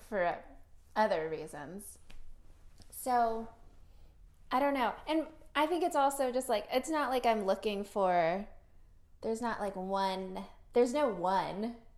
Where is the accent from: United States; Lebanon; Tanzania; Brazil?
United States; also born or lived in Philippines; I was born here